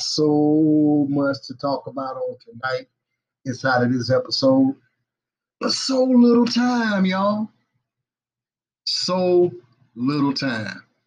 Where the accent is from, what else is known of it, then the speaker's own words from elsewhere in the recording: Batesburg-Leesville, South Carolina, United States; my hometown. Represent the Twin City, y'all. Batesburg and Leesville